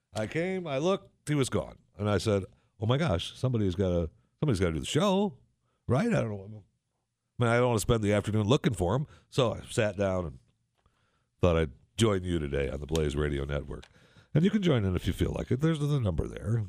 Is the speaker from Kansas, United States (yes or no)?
no; Saginaw, Michigan, United States; moved away; in Saginaw, Michigan, which, uh, when I was there, when I grew up, one hundred and fifty years ago, in Saginaw, Michigan